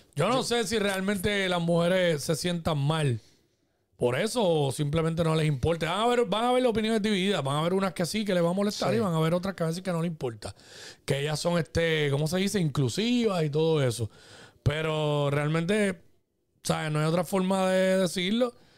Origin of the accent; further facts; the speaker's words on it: Cabo Rojo, Puerto Rico; somos de Cabo Rojo los tres